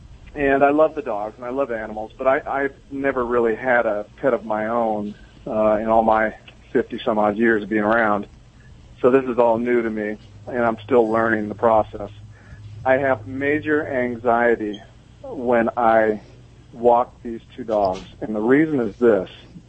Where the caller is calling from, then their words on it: Solvang, California, United States; I'm calling from Solvang, California, just down the road from you guys.